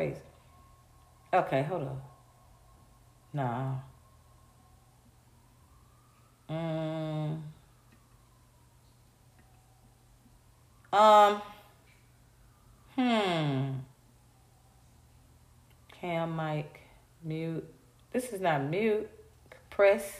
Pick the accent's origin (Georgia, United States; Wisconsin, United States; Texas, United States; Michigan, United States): Georgia, United States; Atlanta; I'm from Atlanta. I grew up with that same low self-esteem.